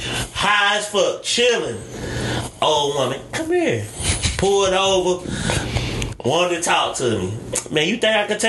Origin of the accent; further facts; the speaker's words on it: Shelby, United States; I'm from Shelby. We, you know, we fish out of a fucking tray at a fish sandwich place.